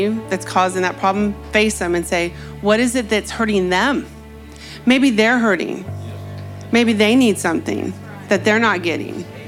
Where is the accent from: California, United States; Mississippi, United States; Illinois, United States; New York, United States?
California, United States; I'm from California.